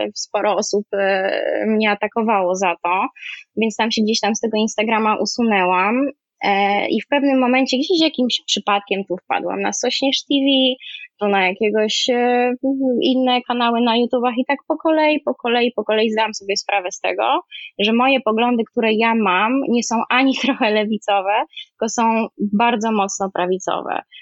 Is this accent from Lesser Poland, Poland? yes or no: yes; Kraków, Lesser Poland, Poland; moved away as an adult; also born or lived in Warsaw, Poland; now in Paris, France; Wychowałam się w Krakowie, e, na studia się przeniosłam do Warszawy